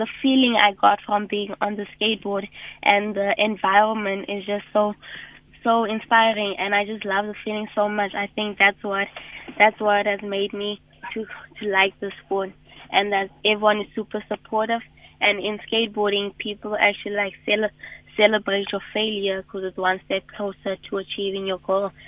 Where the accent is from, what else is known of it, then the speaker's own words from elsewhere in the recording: Kimberley, Northern Cape, South Africa; I come from Kimberley